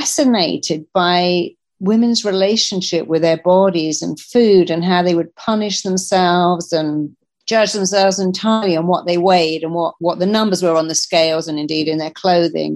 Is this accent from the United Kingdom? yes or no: yes; England, United Kingdom; I come from England